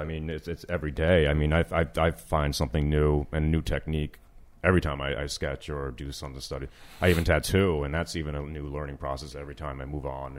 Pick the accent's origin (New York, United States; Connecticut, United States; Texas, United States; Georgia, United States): New York, United States; Yonkers; I'm just a painter from New York, originally Yonkers, New York.